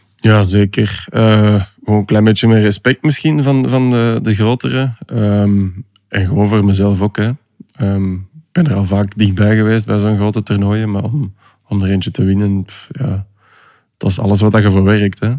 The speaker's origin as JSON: {"language": "Dutch", "country": "Belgium", "said": "Als Belg"}